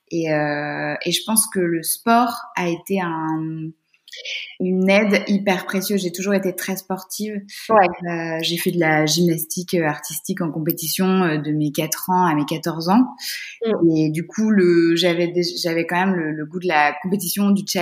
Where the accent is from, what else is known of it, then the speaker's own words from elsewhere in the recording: Brittany, France; moved away; Je suis bretonne